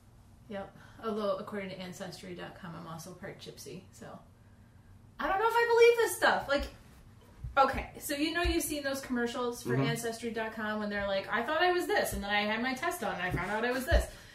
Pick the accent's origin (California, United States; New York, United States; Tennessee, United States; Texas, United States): New York, United States; Long Island; I grew up on Long Island.